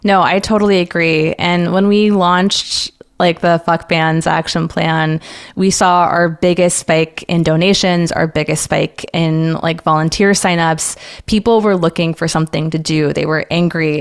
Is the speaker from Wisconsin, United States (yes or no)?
no; San Antonio, Texas, United States; moved away as an adult; also born or lived in Washington, D.C.; I grew up in San Antonio, Texas, far and away from D C